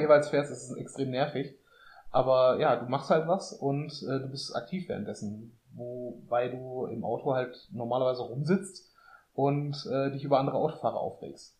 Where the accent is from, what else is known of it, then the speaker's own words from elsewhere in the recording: Essen, North Rhine-Westphalia, Germany; also born or lived in Münster; bei uns in Essen